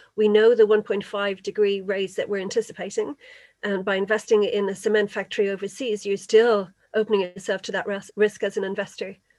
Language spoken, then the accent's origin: English; Kildare, Leinster, Ireland; I'm actually from Kildare